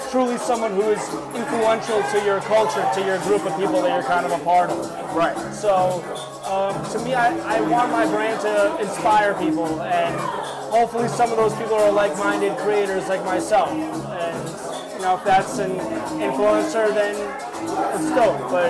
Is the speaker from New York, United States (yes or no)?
yes; New York, United States; some of what I grew up with in New York